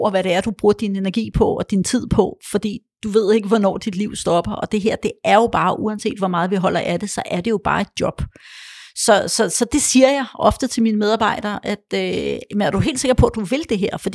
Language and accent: Danish; Poland; born there; og jeg kunne tale engelsk, og jeg er født i Polen, jeg kunne også godt tale polsk stadigvæk